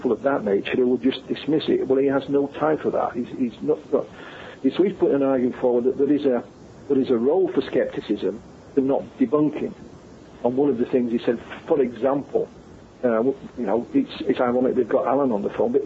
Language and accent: English; Yorkshire and the Humber, United Kingdom; I come from Yorkshire, we're known as being, you know, tight with our money